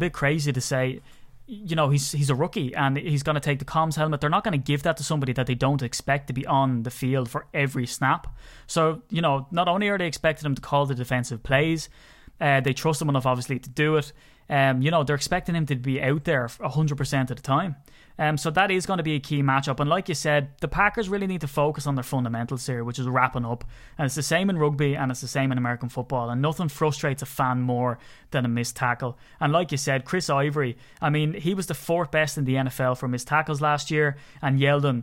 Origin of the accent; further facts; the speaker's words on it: Ireland; I'm Irish